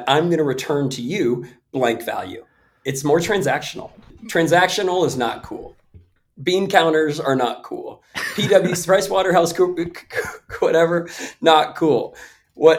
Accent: Bay Area, California, United States; I come from the Bay Area

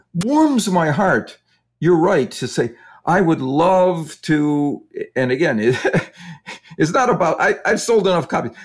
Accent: Wisconsin, United States; I grew up in Wisconsin, and so the Green Bay Packers were always my home team.

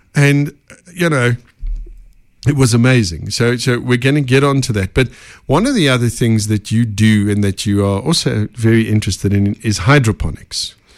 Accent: Benoni, Gauteng, South Africa; I'm a Benoni boy, so, you know, East Rand.

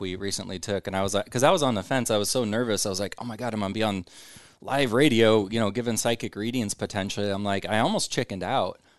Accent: Omaha, Nebraska, United States; I'm born and raised in Omaha.

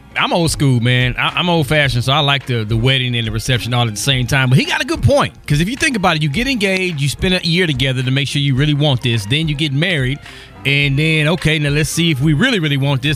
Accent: Texas, United States; I'm from Texas

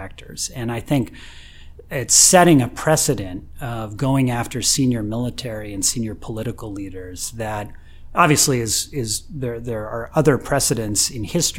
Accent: United States; as an American

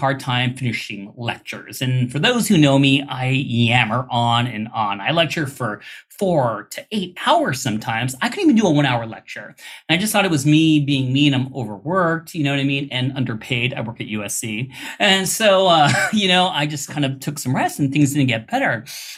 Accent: India; I'm Indian

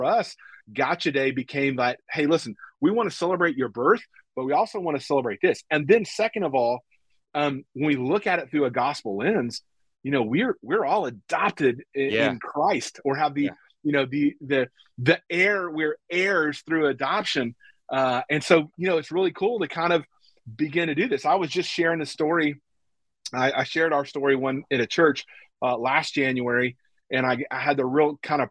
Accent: the South, United States; we're from the South.

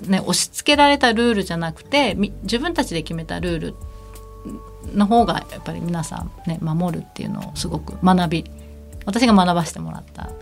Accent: rural area of Kumamoto Prefecture, Japan; 熊本県の農村地帯の出身なんですけれども

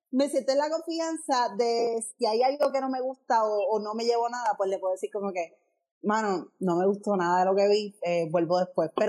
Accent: Aguada, Puerto Rico; prefiero decir que soy de Aguada, decir que estoy de Ponce.

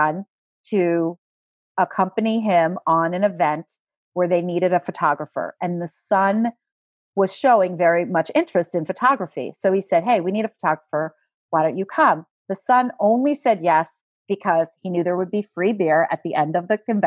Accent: Philadelphia, Pennsylvania, United States; Philadelphia is my hometown

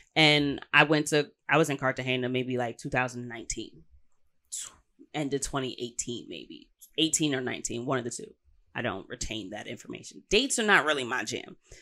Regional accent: New York, United States; I'm saying this as a New Yorker

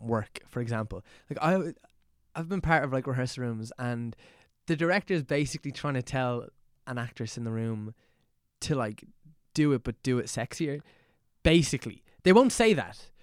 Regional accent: Dublin, Ireland; growing up here

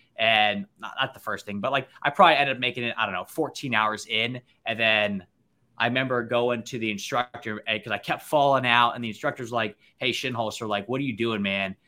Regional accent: near Annapolis, Maryland, United States; I grew up right near Annapolis.

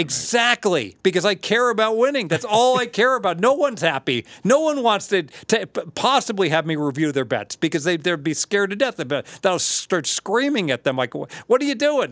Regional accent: Southern Ohio, United States; I'm from Southern Ohio

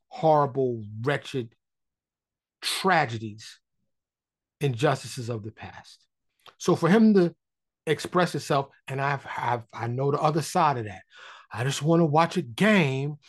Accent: New York City, New York, United States; now in Dallas, United States; I grew up in Harlem in the Bronx

